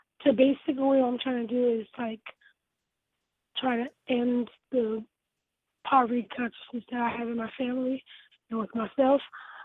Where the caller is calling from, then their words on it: Los Angeles, California, United States; I'm calling from Los Angeles.